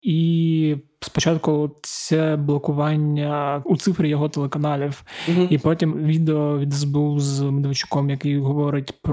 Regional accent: Zaporizhzhia Oblast, Ukraine; ні, ти я з Запорізької області.

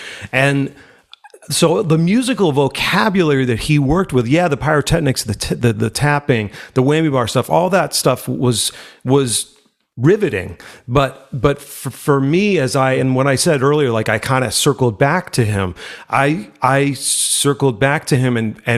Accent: Worcester, Massachusetts, United States; No, I grew up in Worcester in Massachusetts, in the middle of the state. My folks have since moved to Cape Cod, so that's where they are now. We grew up in Worcester

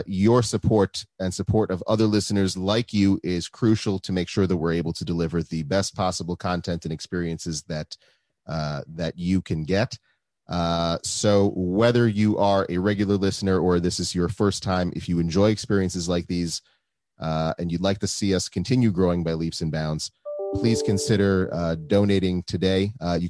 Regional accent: Minneapolis, Minnesota, United States; now in Israel; my home state of Minnesota

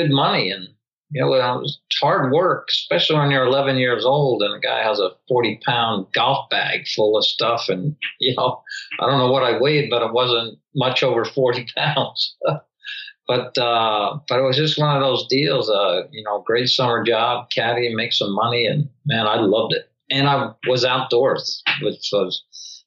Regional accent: Bethlehem, Pennsylvania, United States; I grew up in Bethlehem.

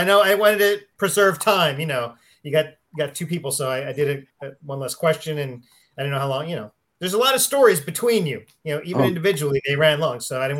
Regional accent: Philadelphia, Pennsylvania, United States; It's set in my hometown of Philadelphia.

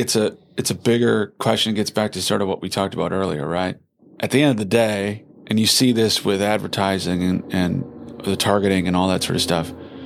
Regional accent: Wisconsin, United States; I'm always coming from Wisconsin. You know, we have it's the home of progressivism.

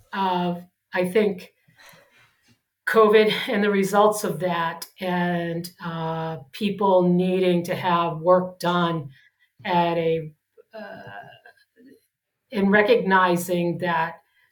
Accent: Boston, Massachusetts, United States; now in San Diego, United States; Reminds me of growing up in Boston.

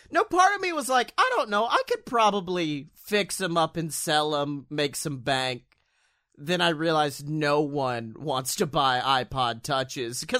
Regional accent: Utica, New York, United States; Well, I'm from Utica and I've never heard

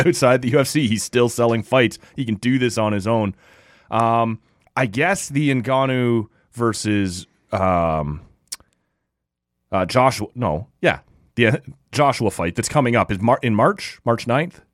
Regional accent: Toronto, Ontario, Canada

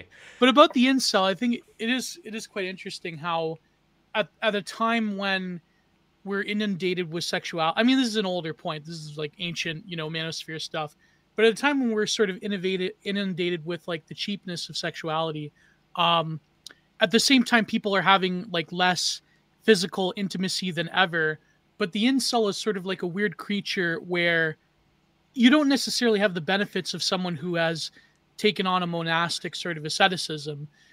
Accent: Canada

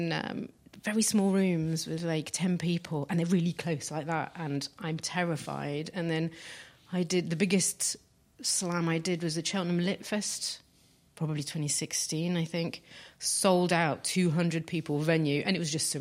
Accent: near Paris, Île-de-France, France; moved away; I grew up near Paris

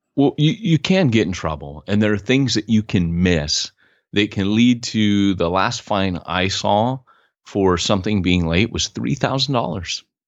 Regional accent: Huntington Beach, California, United States; I grew up in Huntington Beach

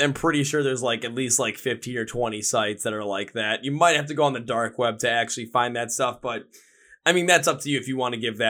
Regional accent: Wisconsin, United States; I'm from Wisconsin.

